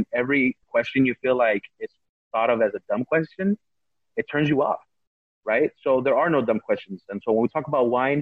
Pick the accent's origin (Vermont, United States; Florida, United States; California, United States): California, United States; I'm an American citizen. I was born here, and I have I was raised on American pop culture